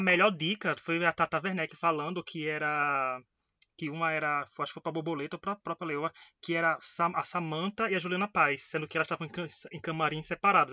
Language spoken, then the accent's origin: Portuguese; Northeast Region, Brazil; eu que sou aqui do Nordeste